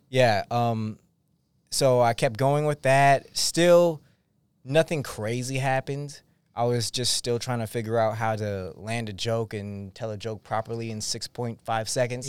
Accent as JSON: {"language": "English", "region": "Massachusetts", "country": "United States", "said": "I'm from Massachusetts"}